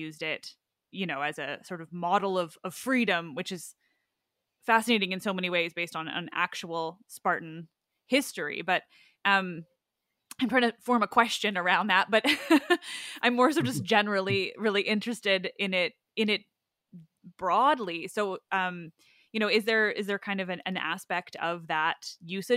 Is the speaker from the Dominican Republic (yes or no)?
no; Canada; I'm a Canadian